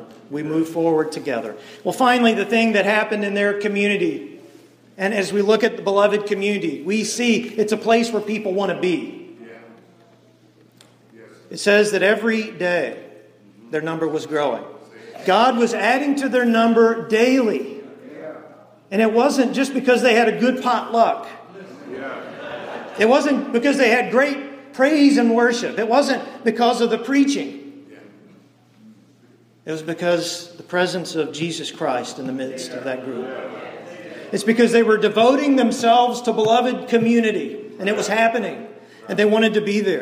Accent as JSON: {"language": "English", "region": "East Texas", "country": "United States", "tie": "born or raised there", "moved": "yes", "lives_now": "Shreveport, United States", "said": "I grew up in East Texas"}